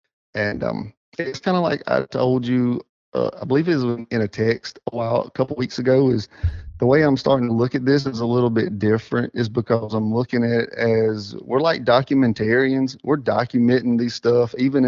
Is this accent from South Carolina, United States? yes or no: yes; Whitmire, South Carolina, United States; also born or lived in Joanna, South Carolina; Because I'm originally from Whitmire. That's why I went to school, grew up, and all that. I tell everybody I migrated across Indian Creek when I got married. So I ended up in Joanna in 2000.